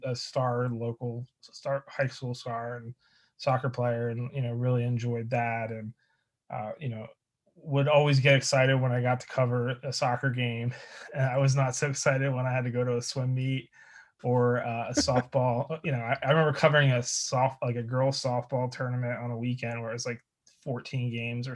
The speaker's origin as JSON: {"language": "English", "region": "New Jersey", "country": "United States", "tie": "born or raised there", "also_born_or_lived": "Delaware / Pennsylvania", "moved": "yes", "said": "I grew up in South Jersey, actually. Lived in a bunch of different towns"}